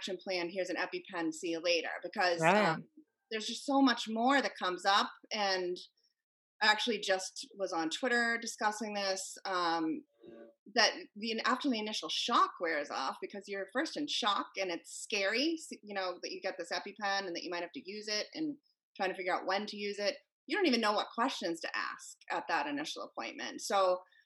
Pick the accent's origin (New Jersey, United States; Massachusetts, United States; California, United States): Massachusetts, United States; Cape Cod; moved away; also born or lived in Connecticut; I grew up on Cape Cod